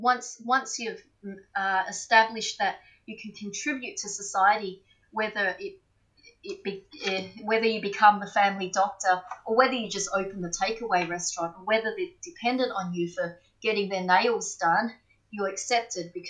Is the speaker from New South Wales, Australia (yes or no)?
no; Melbourne, Victoria, Australia; also born or lived in Footscray; growing up in Braybrook, we were the jungle Asians